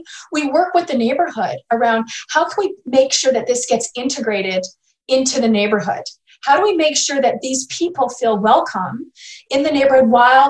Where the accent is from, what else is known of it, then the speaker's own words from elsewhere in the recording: British Columbia, Canada; And I that's a value that we have as British Columbians.